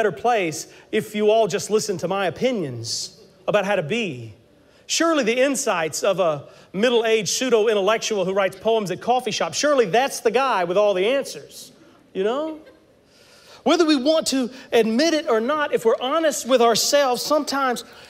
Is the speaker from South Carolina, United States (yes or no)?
yes; South Carolina, United States; I'm from South Carolina